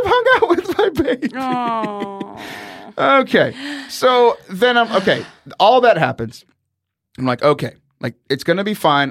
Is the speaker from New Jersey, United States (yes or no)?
no; Houston, Texas, United States; growing up in Houston